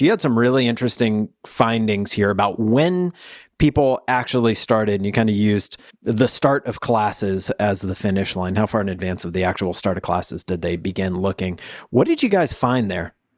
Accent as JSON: {"language": "English", "region": "the South", "country": "United States", "said": "I'm from the South."}